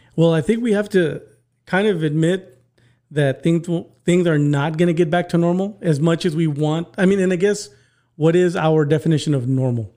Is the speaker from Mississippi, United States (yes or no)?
no; McAllen, Texas, United States; I'm from McAllen